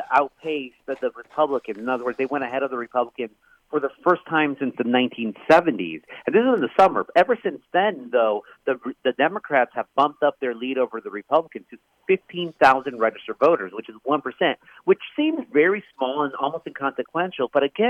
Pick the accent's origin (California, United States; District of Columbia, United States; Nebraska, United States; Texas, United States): California, United States; Anaheim; And myself, I was born in Anaheim, and I've lived in Orange County my entire life.